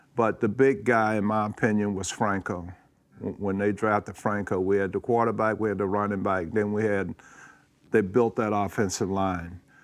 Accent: Georgia, United States; moved away as an adult; growing up in Georgia

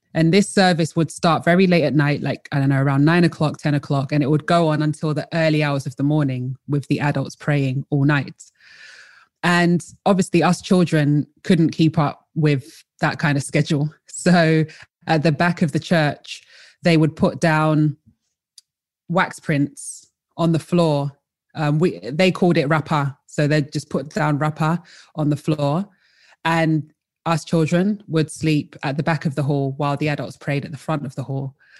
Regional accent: London, United Kingdom; also born or lived in Colchester / North East England; originally I am from London, uh, I was born in Colchester and raised in London.

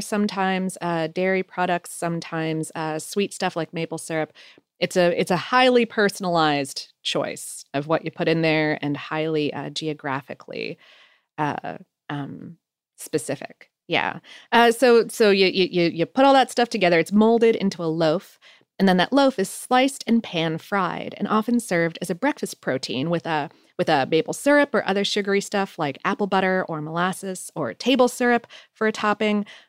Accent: Ohio, United States; moved away; also born or lived in Poconos, Pennsylvania; I was born in Ohio

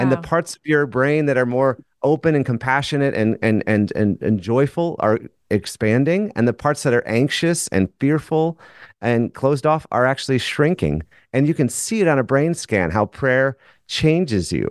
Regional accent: Minnesota, United States; I'm from Minnesota.

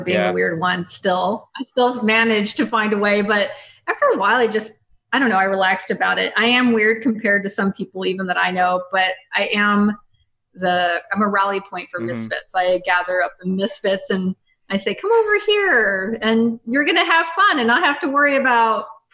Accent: Mississippi, United States; now in Portland, United States; I grew up in Mississippi

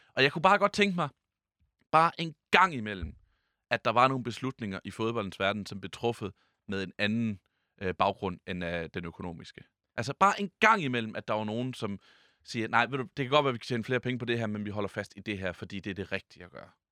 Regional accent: Jutland, Denmark; vi er jo nogle jyder her

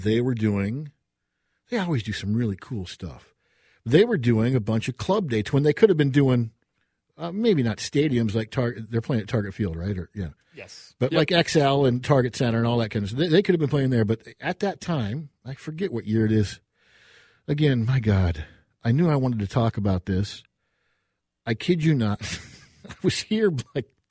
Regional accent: Burnsville, Minnesota, United States; also born or lived in Edina, Minnesota; I grew up in Burnsville, the mean streets of Burnsville

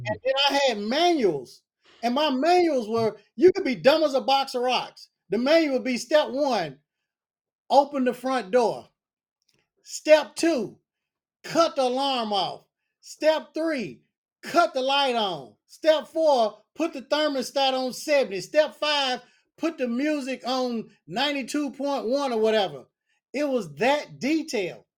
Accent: Nashville, Tennessee, United States; I'm from Nashville, Tennessee

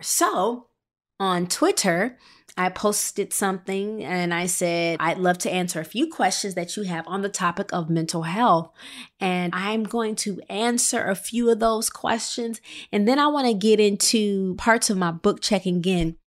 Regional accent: Midwest, United States; I was born and raised in the Midwest.

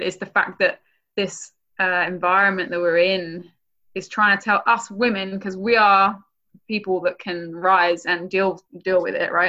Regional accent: England, United Kingdom; now in United States; I'm from England.

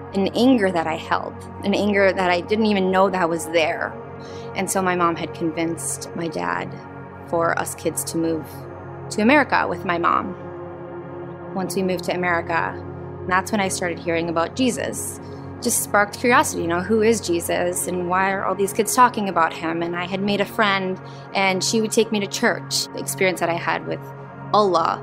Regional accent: Jordan; Growing up in Jordan

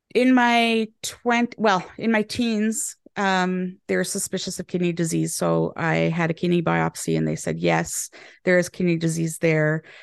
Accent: Canada; moved away as an adult; now in England, United Kingdom; I'm Canadian now living in England and they have changed my language a little bit.

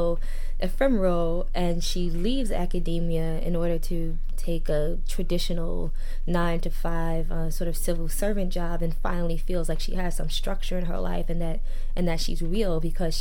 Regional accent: New York, United States; That's where I'm from and that's how I grew up

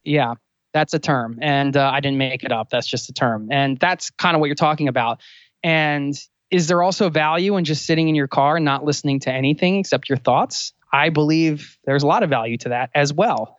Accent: outside of Philadelphia, Pennsylvania, United States; I also was born outside of Philadelphia

